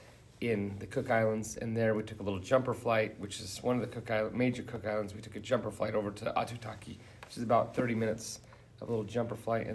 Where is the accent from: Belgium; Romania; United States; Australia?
United States; Providence, Utah; I grew up right here in Providence, Utah, and about 2 miles from the very place we're doing this podcast